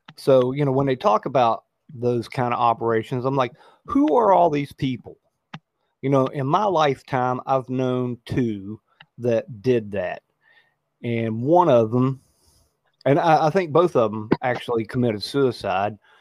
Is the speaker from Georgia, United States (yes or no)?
no; West Virginia, United States; I grew up in West Virginia